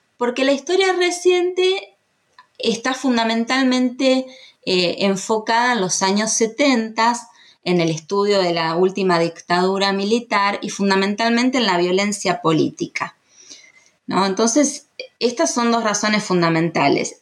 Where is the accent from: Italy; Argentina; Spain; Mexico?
Argentina; los argentinos